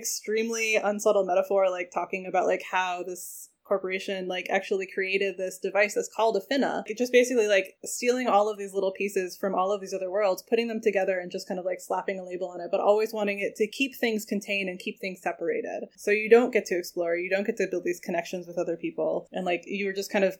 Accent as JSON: {"language": "English", "region": "New England", "country": "United States", "tie": "born or raised there", "said": "I was raised in New England."}